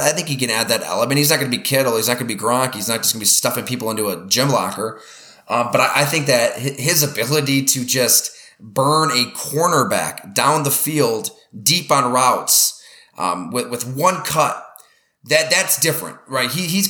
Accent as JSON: {"language": "English", "town": "Buffalo", "region": "New York", "country": "United States", "tie": "born or raised there", "said": "Even though I grew up in Western New York"}